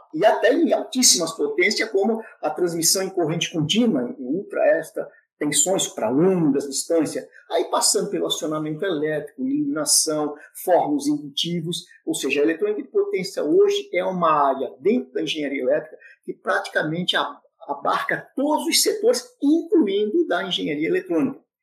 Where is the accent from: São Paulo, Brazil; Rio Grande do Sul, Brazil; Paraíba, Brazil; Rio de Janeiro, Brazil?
São Paulo, Brazil; sou natural da cidade de São Paulo, São Paulo